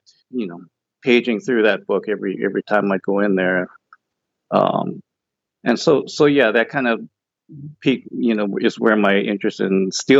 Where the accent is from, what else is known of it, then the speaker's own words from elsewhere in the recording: Kauai, Hawaii, United States; now in Oregon, United States; Yeah, I was born and raised in Hawaii on the island of Kauai.